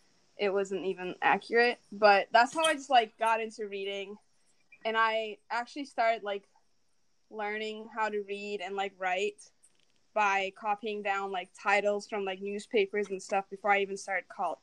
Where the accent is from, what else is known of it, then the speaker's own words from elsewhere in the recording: Turkey; first language Turkish; English is a second language; now in United States; I was born in Turkey